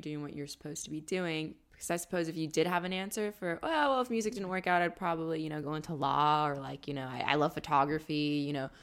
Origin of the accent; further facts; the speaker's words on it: California, United States; We Californians are raised with the really astronomical high fucking price of rent